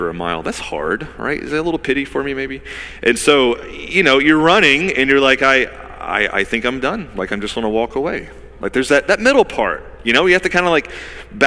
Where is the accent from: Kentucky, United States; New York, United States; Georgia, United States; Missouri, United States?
Georgia, United States; now in Wilmington, United States; I'm from Georgia